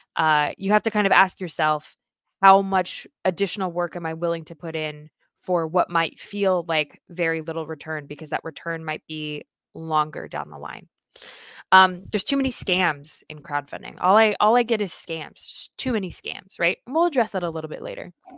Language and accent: English; United States; as an American